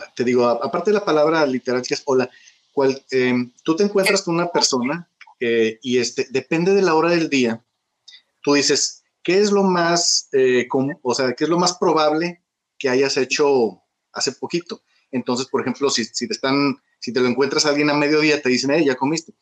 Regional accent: Monterrey, Nuevo León, Mexico; moved away as an adult; now in China; yo crecí en los 70 en Monterrey

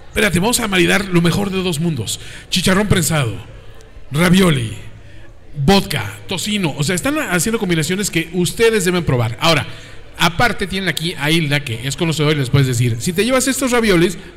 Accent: northern Italy, Italy; Spanish is a second language; yo soy, obviamente, italiano más como del norte, ¿no?

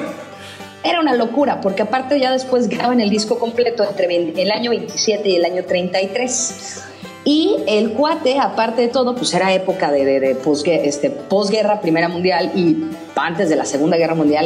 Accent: Texas, United States; accent: Texan (English); northern Mexican accent of Torreón; also born or lived in Torreón, Mexico; mi acento es demasiado tejano

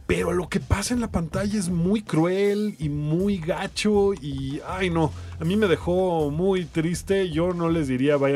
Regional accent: Mexico; como mexicanos sabemos que así es como suceden las cosas.

